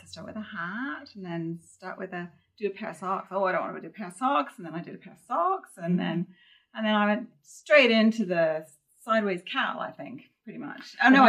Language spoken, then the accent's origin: English; Canada; moved away; I'm from Canada